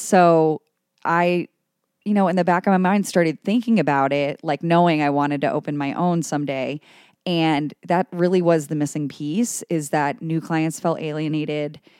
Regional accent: Cleveland, Ohio, United States; also born or lived in New York City; now in Cincinnati, United States; I'm an Ohio native. I'm from Cleveland originally

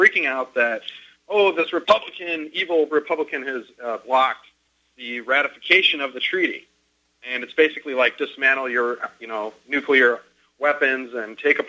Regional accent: Grand Rapids, Michigan, United States; now in Tempe, United States; I live in Tempe, Arizona, and I grew up in Grand Rapids

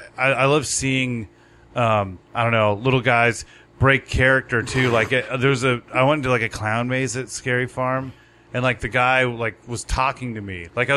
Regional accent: Southern California, United States; we're from Southern California.

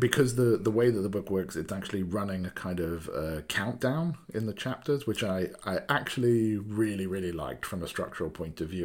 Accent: Wales, United Kingdom; also born or lived in Cardiff; I'm, I'm from Wales, uh, in the U K. Uh, so I live in a place called Cardiff, which is a capital city

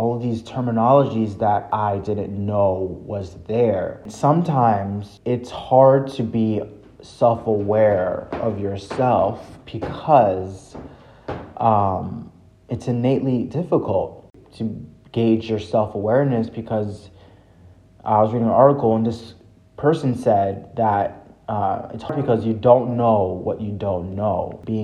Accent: Haiti; I'm from Haiti

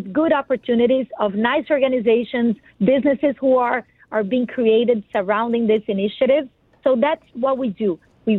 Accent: Brazil; English is a second language; now in United States; Yes, sure. So I am Brazilian.

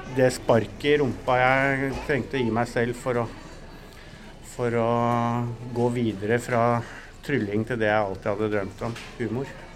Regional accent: Norway; Vi er jo nordmenn

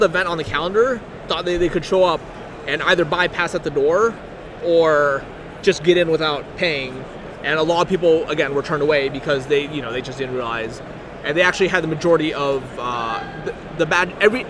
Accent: Portland, Oregon, United States; my hometown of Grand Prix Portland

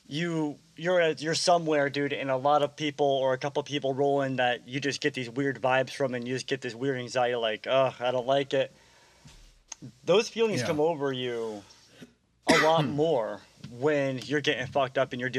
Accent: Meriden, Connecticut, United States; we're from Meriden, Connecticut

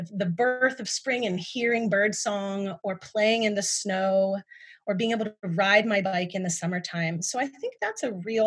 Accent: Ohio, United States; I grew up in Ohio

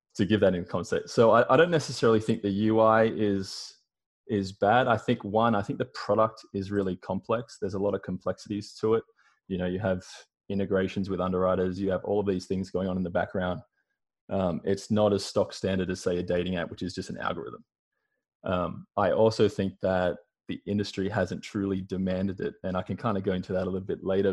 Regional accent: Australia; moved away as an adult; now in United States; you can blatantly hear by my accent, but I'm Australian. So I've lived in America for about the past four years.

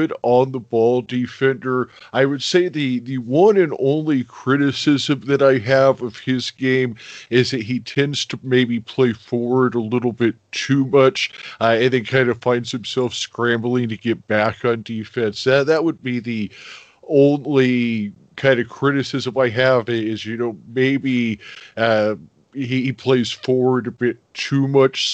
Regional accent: Phoenix, Arizona, United States; I'm from Phoenix, Arizona

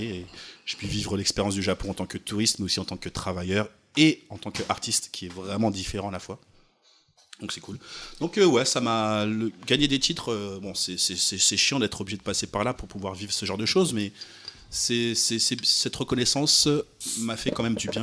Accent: France; je suis pas américain du coup, euh, je suis français

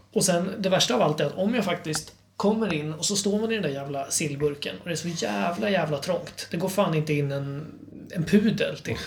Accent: Sweden; som svensk

